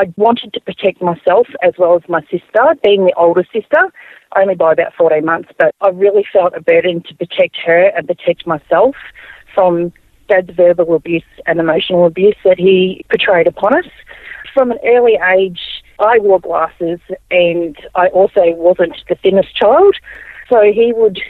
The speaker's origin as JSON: {"language": "English", "town": "Melbourne", "region": "Victoria", "country": "Australia", "tie": "born or raised there", "also_born_or_lived": "Albury, New South Wales", "said": "I was born in Albury in New South Wales. My majority of my years were down in Melbourne along the beach"}